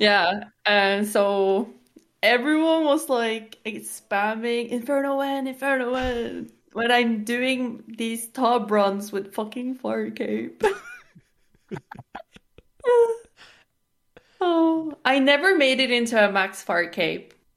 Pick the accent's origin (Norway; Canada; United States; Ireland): Norway; I'm from Norway, and I am twenty-five years old